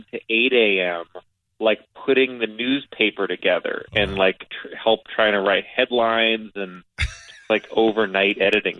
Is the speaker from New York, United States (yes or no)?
yes; New York City, New York, United States; I live in Grimes Hill.